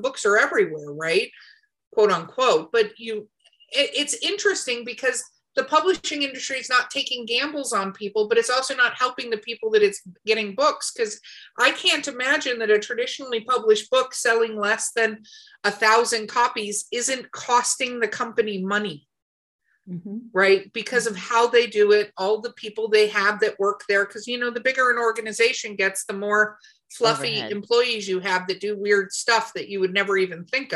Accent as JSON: {"language": "English", "region": "California", "country": "United States", "tie": "born or raised there", "also_born_or_lived": "Albuquerque, New Mexico", "moved": "yes", "said": "I also grew up in California"}